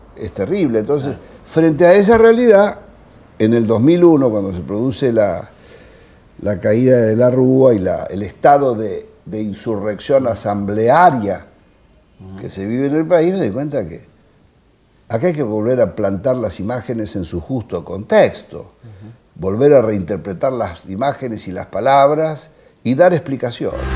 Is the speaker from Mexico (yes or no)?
no; Olivos, Buenos Aires Province, Argentina; Mi padre un médico, nacimos en Olivos